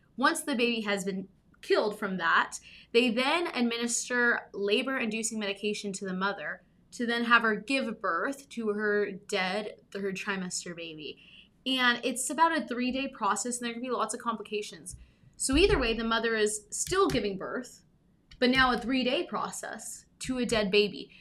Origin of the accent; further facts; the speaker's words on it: Southern California, United States; I grew up in Southern California